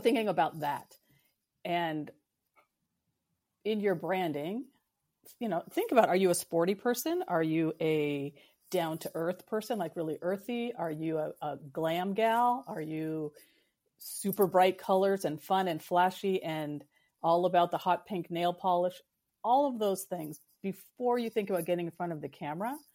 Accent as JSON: {"language": "English", "region": "West Coast", "country": "United States", "tie": "born or raised there", "also_born_or_lived": "Pacific Northwest", "said": "I live in the Pacific Northwest and I grew up on the West Coast."}